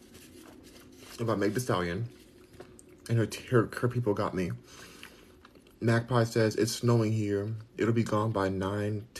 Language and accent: English; Los Angeles, California, United States; moved away as an adult; now in Texas, United States; I'm a Californian, because I'm born and raised in California